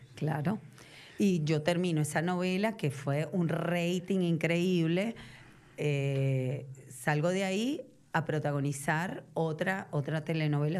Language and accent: Spanish; Venezuela; accent: Venezuelan; moved away as an adult; now in Argentina; siendo venezolana, con acento venezolano